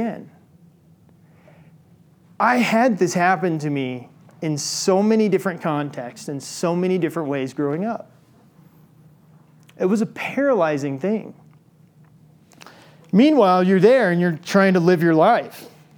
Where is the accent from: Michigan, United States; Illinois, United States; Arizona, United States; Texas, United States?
Illinois, United States; I grew up in Illinois